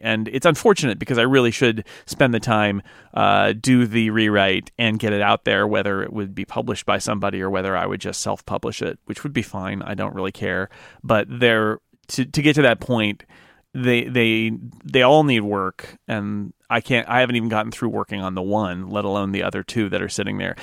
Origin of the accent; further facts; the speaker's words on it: United States; as an American